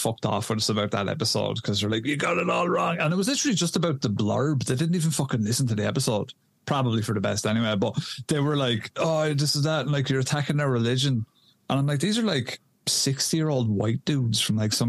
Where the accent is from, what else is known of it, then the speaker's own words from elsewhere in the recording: Ireland; I'm a lad from Ireland.